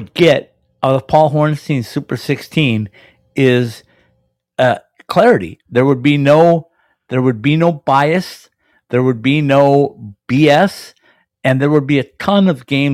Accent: Minnesota, United States; I'm from Minnesota

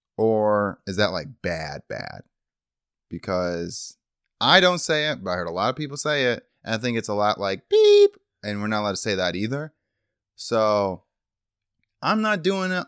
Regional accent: Michigan, United States; moved away; growing up in Michigan, in our small town

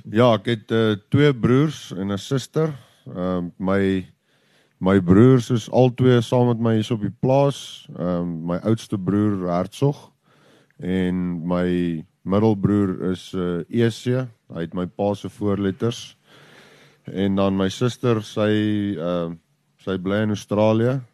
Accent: Letsitele, Limpopo, South Africa; ons is hier so in Letsetelli op uh hier so in die pakhuis en uh ja, ek het hier groot geword.

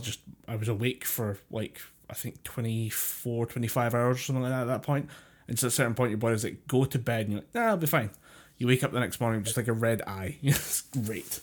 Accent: United Kingdom; as a British person

